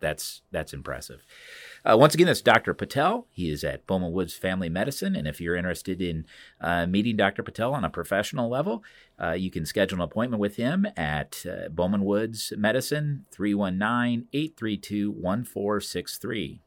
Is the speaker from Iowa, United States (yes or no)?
yes; Cedar Rapids, Iowa, United States; Cedar Rapids is my hometown